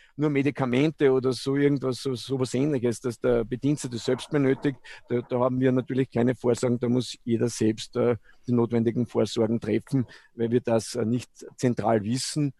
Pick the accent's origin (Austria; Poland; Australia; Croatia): Austria; Eggenburg, Lower Austria; ich bin in, in der Straßenmeisterei Eckenburg quasi aufgewachsen